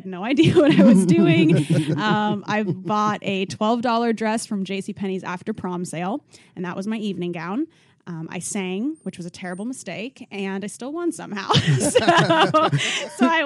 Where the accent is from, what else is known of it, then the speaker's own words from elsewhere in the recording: Gering, Nebraska, United States; So I grew up in Nebraska in a small town, rural area. It's about 3,000 people. It's a town called Gearing